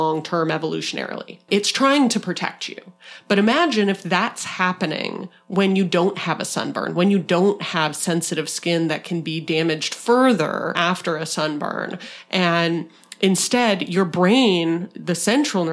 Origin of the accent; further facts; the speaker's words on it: Arizona, United States; from my home state of Arizona